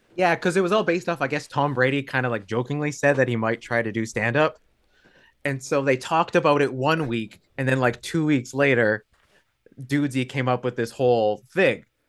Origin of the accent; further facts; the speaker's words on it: Thunder Bay, Ontario, Canada; now in Hamilton, Canada; I'm from Thunder Bay originally